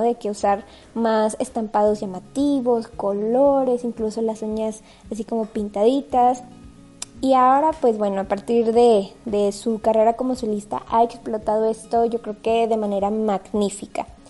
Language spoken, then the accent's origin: Spanish; Mexico; como mexicano